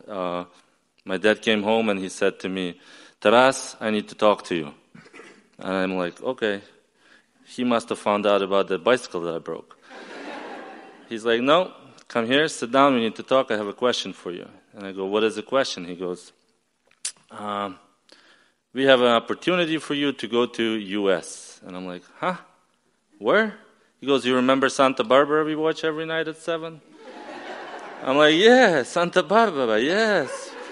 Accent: Ukraine; also born or lived in upstate New York, United States / Maryland, United States; now in United States; I flew back to Ukraine. I explained my grandfather why I didn't show up for 10 years

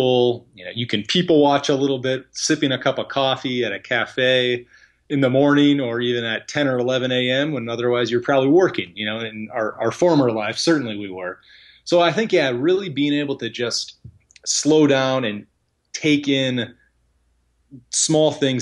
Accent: United States; as an American

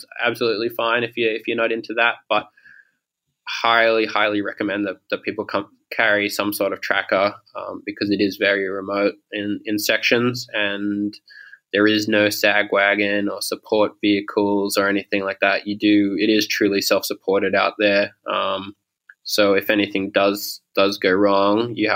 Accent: Sydney, New South Wales, Australia; moved away as an adult; also born or lived in Toronto, Canada; now in Melbourne, Australia; I grew up in Sydney, and then when I was 18 or 19, I moved to Canada, and I lived in Toronto

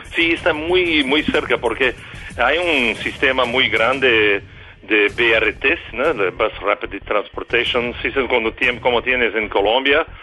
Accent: São Paulo, Brazil; Spanish is a second language; now in Rio de Janeiro, Brazil; Yo soy de São Paulo, vivo Río

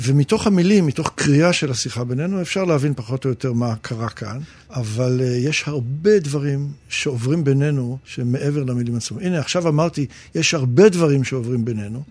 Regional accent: Israel; also born or lived in England; עלינו ארצה מאנגליה כשהייתי בן שבע

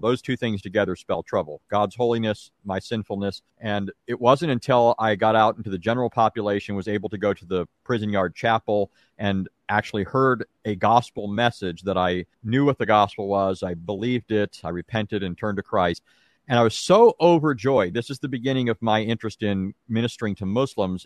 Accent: Santa Ana, California, United States; also born or lived in Anaheim, California; now in Greenville, United States; I was actually born and raised in Southern California. I was born in an Anaheim hospital. We lived in Santa Ana.

